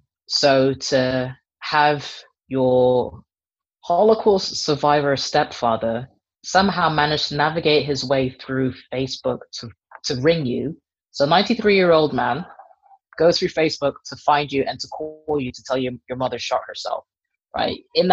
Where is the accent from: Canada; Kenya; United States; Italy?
Kenya; moved away as an adult; now in United Kingdom; I am a Kenyan born and raised part Dutch person who moved to Kenya when she was about 15 or so, which is why I don't sound remotely Kenyan, even though I'm fully Kenyan.